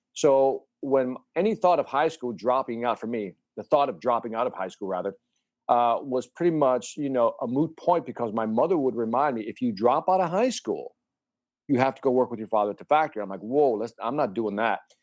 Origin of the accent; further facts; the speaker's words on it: Chicago, Illinois, United States; born and raised in Chicago. My family's originally from Puerto Rico, but I was born in Chicago near the Humboldt Park area